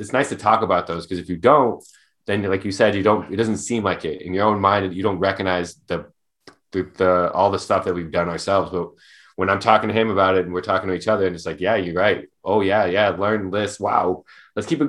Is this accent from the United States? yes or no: yes; Arizona, United States; we grew up in Arizona